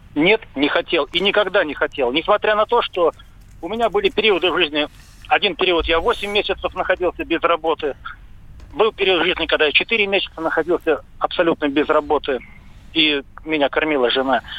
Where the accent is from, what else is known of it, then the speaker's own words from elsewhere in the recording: Saint Petersburg, Russia; moved away as an adult; now in Taman, Russia; Я из Петербурга, из Петербурга, но уже 5 лет проживаю в Тамане